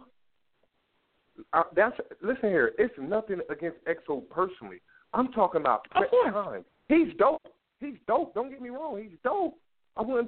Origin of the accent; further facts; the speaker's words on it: New Jersey, United States; I'm from Jersey